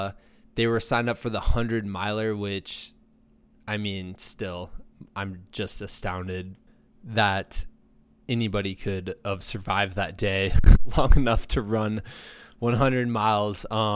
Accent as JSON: {"language": "English", "town": "Muscatine", "region": "Iowa", "country": "United States", "tie": "born or raised there", "said": "he's going to start in the beautiful Mecca of Muscatine, which is my hometown, right on the Mississippi River."}